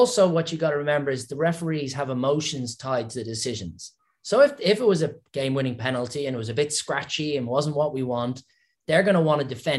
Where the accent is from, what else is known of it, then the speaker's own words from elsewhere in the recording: Ireland; accent: Irish; my Irish accent